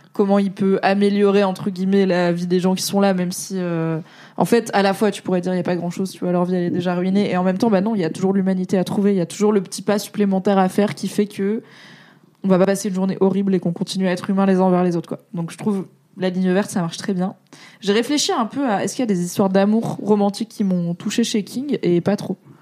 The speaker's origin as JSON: {"language": "French", "area": "Alsace", "region": "Grand Est", "country": "France", "said": "je suis alsacienne"}